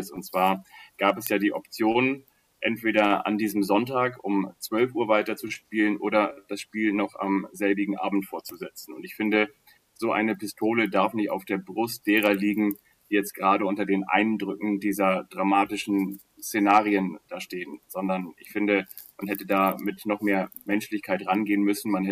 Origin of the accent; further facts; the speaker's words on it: Kiel, Schleswig-Holstein, Germany; Also ich komme ja ursprünglich aus Kiel, dann wäre das gegangen über den Ostseeweg